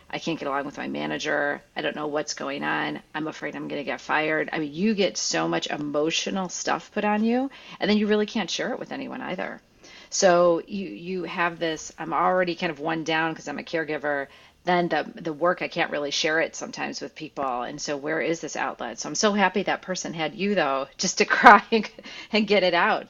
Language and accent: English; Midwest, United States; now in California, United States; I'm originally from the Midwest